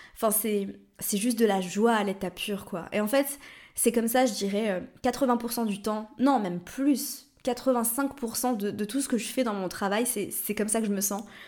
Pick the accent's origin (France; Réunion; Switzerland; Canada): Switzerland; Lausanne, Vaud; moved away; j'ai grandi à Lausanne